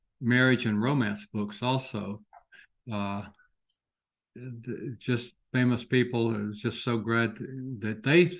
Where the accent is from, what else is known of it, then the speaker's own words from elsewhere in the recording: Commerce, Georgia, United States; moved away; going home to my hometown of Commerce, Georgia